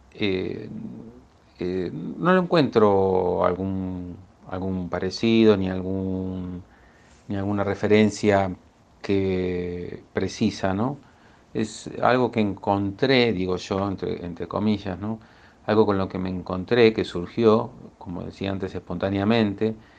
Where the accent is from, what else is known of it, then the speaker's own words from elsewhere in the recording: Buenos Aires, Argentina; soy de Buenos Aires